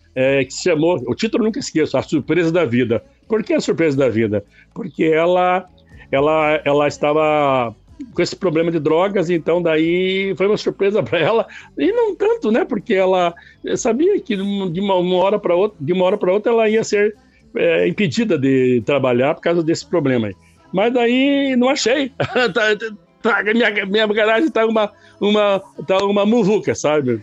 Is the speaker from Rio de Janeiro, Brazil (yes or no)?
no; Castro, Paraná, Brazil; moved away as an adult; now in Ponta Grossa, Brazil; na primeira vez eu morava em Castro, a cidade vizinha aí, minha terra natal